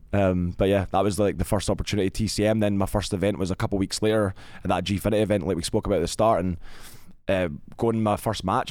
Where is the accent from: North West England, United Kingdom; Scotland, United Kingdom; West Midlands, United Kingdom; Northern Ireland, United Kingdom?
Scotland, United Kingdom; Glasgow; I was born in Glasgow, Scotland